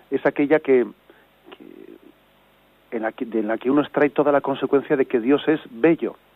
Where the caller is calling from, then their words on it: Zaragoza, Aragon, Spain; Buenos días … de Zaragoza.